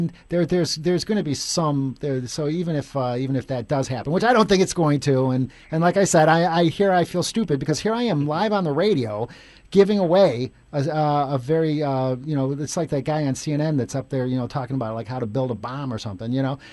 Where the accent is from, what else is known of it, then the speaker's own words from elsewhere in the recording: Chicago, Illinois, United States; I grew up in Chicago my whole life, but now I live downtown